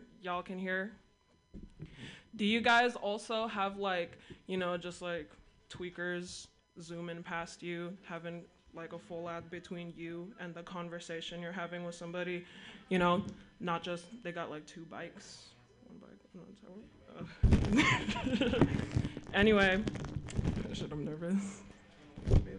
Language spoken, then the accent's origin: English; Sacramento, California, United States; I'm from Sacramento, and Sacramento is one of the most ethnically diverse cities